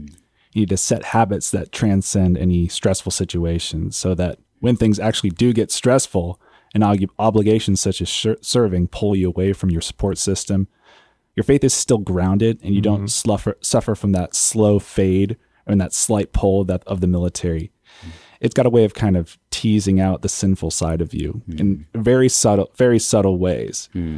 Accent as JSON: {"language": "English", "region": "California", "country": "United States", "said": "I came from California, and I was attending an awesome church back there"}